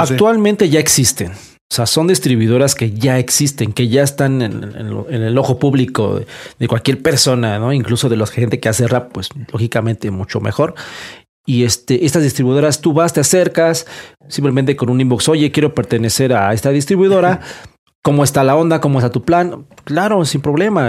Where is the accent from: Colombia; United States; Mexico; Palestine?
Mexico; Aragón, Mexico City; de Aragón